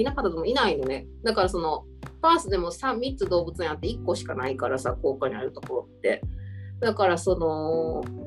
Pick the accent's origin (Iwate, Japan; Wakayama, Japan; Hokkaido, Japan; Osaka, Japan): Osaka, Japan; moved away as an adult; now in Perth, Australia; 私ら大阪出身で